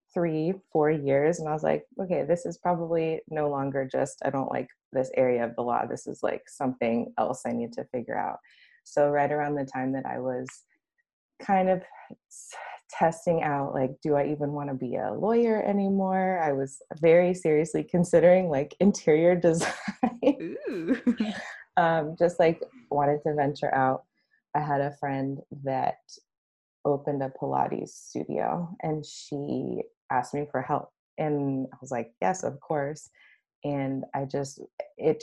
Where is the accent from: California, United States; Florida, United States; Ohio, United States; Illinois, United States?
California, United States; Los Angeles; I came back home to go to law school. Home's in Los Angeles